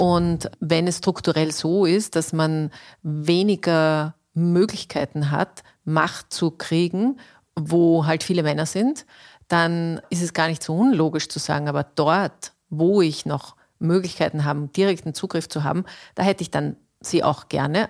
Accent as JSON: {"language": "German", "country": "Austria", "said": "bei uns in Österreich"}